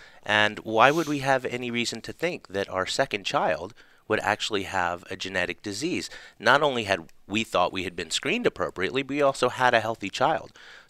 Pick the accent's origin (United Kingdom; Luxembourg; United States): United States; Charleston, South Carolina; now in Atlanta, United States; I was born right here in Atlanta. In Atlanta, Georgia. Grew up in Charleston, South Carolina.